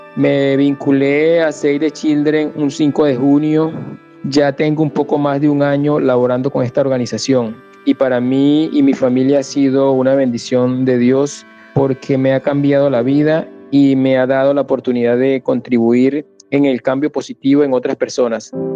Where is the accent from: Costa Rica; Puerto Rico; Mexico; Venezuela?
Venezuela; moved away as an adult; also born or lived in Yopal / Boyacá; now in Colombia; si era venezolano. Al responderles que sí